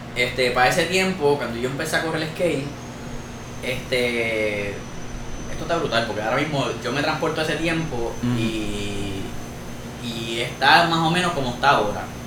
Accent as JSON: {"language": "Spanish", "town": "Fajardo", "country": "Puerto Rico", "tie": "born or raised there", "said": "soy cariduro de Fajardo y tengo 33 años."}